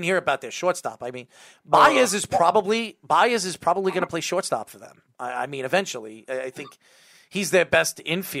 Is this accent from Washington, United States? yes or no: no; Patchogue, New York, United States; Obviously I'm from Patchogue.